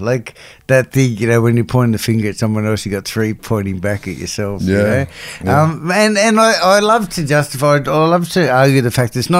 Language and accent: English; Sydney, New South Wales, Australia; also born or lived in Bossley Park; But I grew up in Cabra. Back in my day, I should just add, you know, like the Vietnamese community, there was only three Vietnamese in my whole school